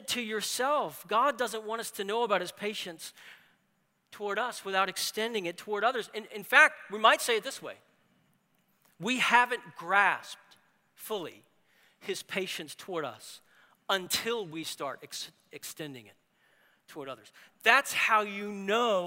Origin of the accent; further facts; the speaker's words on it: New Orleans, Louisiana, United States; I'm from New Orleans